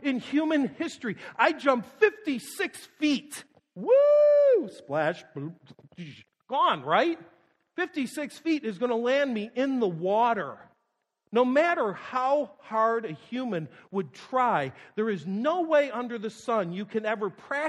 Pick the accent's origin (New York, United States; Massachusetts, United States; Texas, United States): New York, United States; Western; moved away; I grew up in Western New York